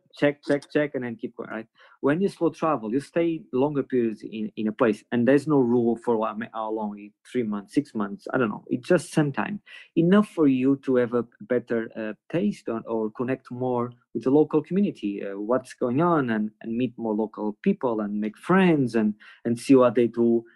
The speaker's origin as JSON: {"language": "English", "town": "Porto", "region": "Norte", "country": "Portugal", "tie": "born or raised there", "said": "I was born in Porto"}